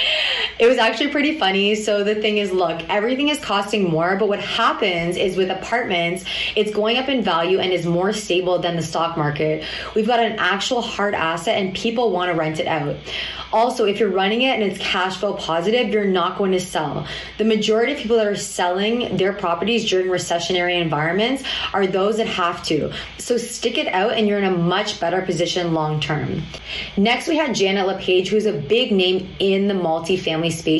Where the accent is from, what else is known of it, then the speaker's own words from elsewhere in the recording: Toronto, Ontario, Canada; my hometown of Toronto